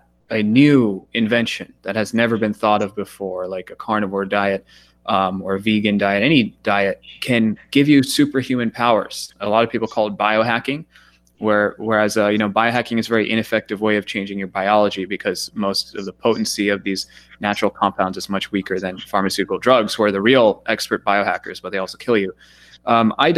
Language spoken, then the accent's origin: English; United States; growing up in America, eating Pop-Tarts and all these horrible foods